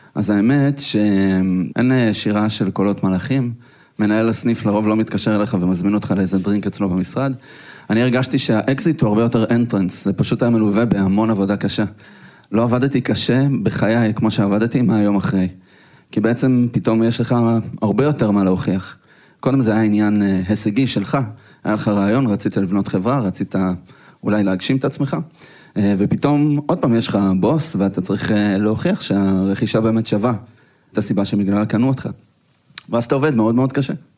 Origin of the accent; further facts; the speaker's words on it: Petah Tikva, Central District, Israel; אנחנו גדלנו בשכונה לא כל כך טובה בפתח תקווה